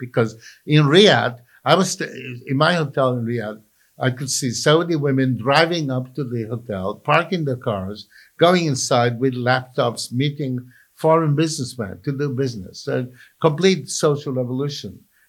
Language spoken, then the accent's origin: English; Palermo, Sicily, Italy; You know, I was brought up in Palermo, Sicily, and I must deplore this kind of thing, you know.